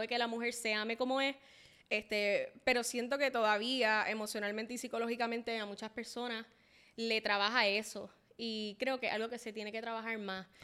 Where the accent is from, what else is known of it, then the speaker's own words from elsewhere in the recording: Puerto Rico; soy latina, este, amo ser latina, puertorriqueña